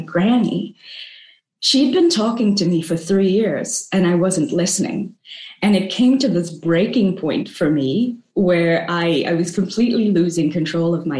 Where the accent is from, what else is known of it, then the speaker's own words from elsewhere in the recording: South Africa; moved away as an adult; also born or lived in New York City; now in Hong Kong; I grew up in South Africa. You know, eventually I left, I traveled the world, and I ended up in New York City